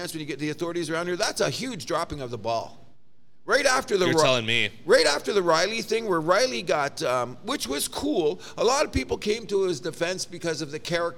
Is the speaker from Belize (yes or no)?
no; Canada; I, as a Canadian